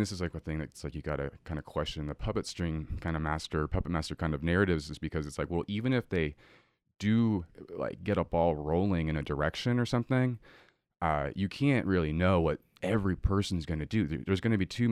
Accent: Boulder Creek, California, United States; my hometown of Boulder Creek in Santa Cruz

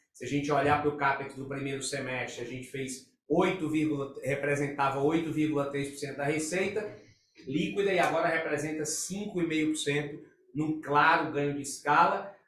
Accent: Brazil

